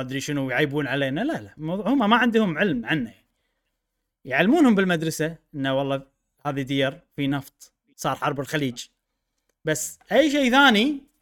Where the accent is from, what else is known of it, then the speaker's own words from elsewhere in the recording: Kuwait; انا من الكويت